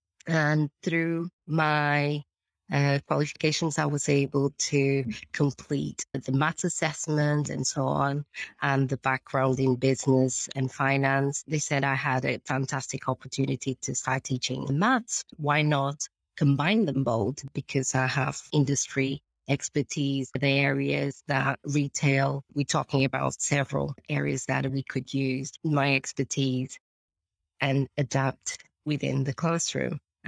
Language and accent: English; Portugal; now in United Kingdom; So to start with, obviously, I came from Portugal, a different background altogether, coming to UK.